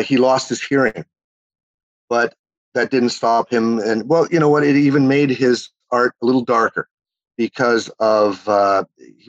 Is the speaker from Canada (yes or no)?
yes; Winnipeg, Manitoba, Canada; accent: Canadian twang; also born or lived in Chile; I was from Winnipeg, Manitoba, you know, right on the middle of the prairies